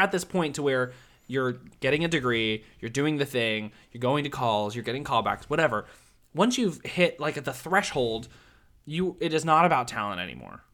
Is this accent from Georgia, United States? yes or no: no; Nashville, Tennessee, United States; now in Orlando, United States; I'm from Nashville